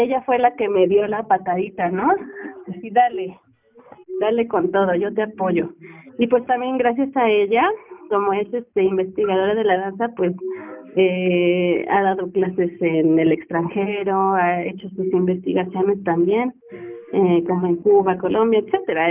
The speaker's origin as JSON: {"language": "Spanish", "town": "Chilpancingo", "region": "Guerrero", "country": "Mexico", "moved": "as an adult", "lives_now": "Toluca, Mexico", "said": "soy de Guerrero"}